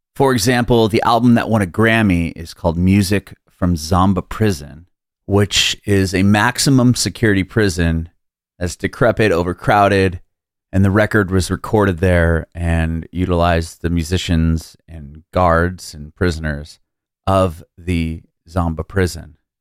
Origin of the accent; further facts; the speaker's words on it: San Diego, California, United States; moved away; also born or lived in Bay Area, California; I'm from San Diego, but I lived in the Bay Area for, like, five